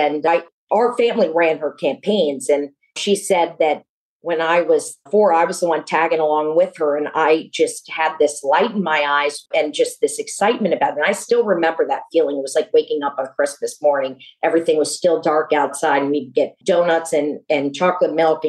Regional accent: New Orleans, Louisiana, United States; I grew up in New Orleans and grew up with a large family of strong women

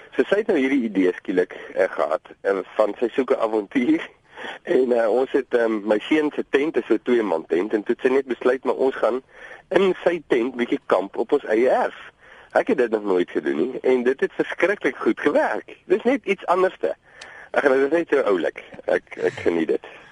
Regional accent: Vredendal, Western Cape, South Africa; ons kom van Vredendal

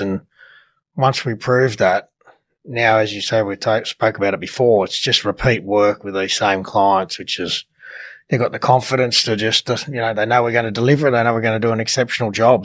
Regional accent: Sydney, New South Wales, Australia; my growing up in the Eastern Suburbs

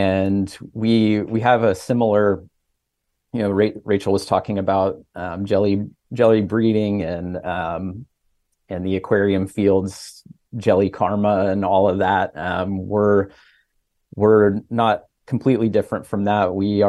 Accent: Midwest, United States; Sure. Well, I grew up in the Midwest where there is no ocean

